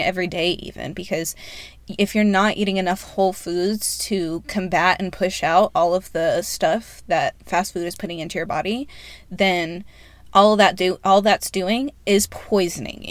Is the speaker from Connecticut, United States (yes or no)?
no; North Carolina, United States; I grew up in North Carolina.